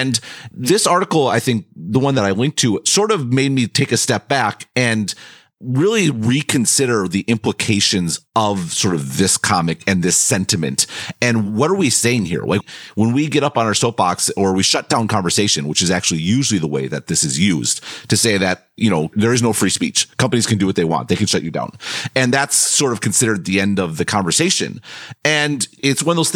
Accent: United States; moved away as an adult; I was born and raised in America, so I'm going to have an American point of view

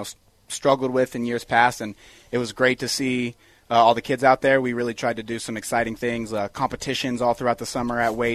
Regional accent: Aurora, Colorado, United States; I grew up in Aurora. I went to Eagle Crest High School.

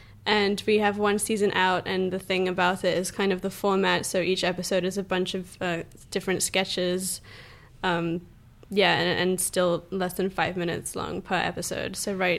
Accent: England, United Kingdom; Yeah, well, growing up in England, we didn't have SNL, obviously

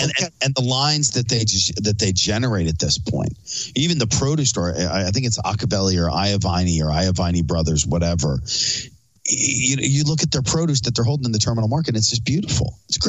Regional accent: Philadelphia, Pennsylvania, United States; I'm from Philly.

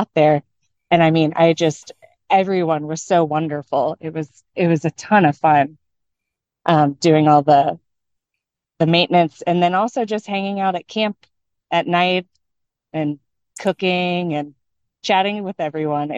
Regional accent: Central Florida, United States; I'm a second generation Floridian, born and raised in Central Florida

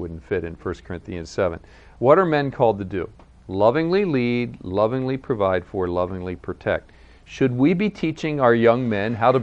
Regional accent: United States; also born or lived in Virginia / Maryland / Pennsylvania; where I grew up in Virginia, Maryland, Pennsylvania

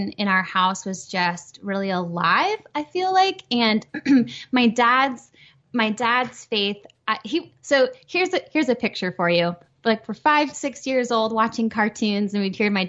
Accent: Minnesota, United States; moved away; I'm originally from Minnesota.

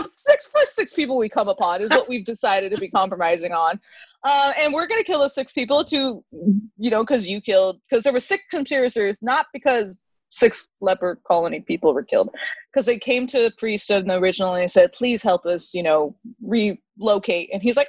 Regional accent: California, United States; So we chose this because we are from the Bay Area. We wanted to see some Bay Area films.

